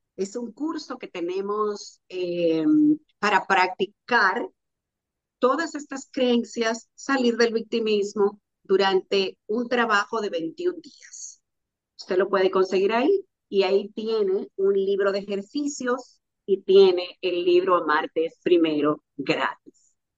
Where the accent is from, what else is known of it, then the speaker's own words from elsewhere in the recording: Sánchez, Samaná, Dominican Republic; de Samaná de un campito donde yo nací que se llama Los Puentes, un paraje, se llama Los Puentes del municipio de Sánchez, de la provincia de Samaná